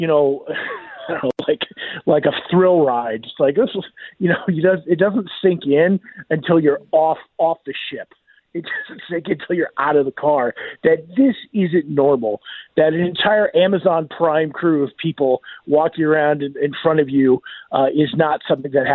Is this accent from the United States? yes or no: yes; Iowa, United States; moved away; growing up in Iowa. I grew up in, you know, Gopher from the Love Boat. I grew up in his district